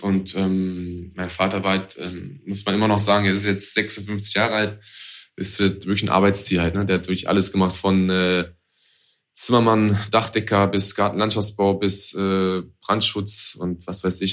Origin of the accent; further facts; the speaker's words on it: Hanover, Lower Saxony, Germany; bei uns in Hannover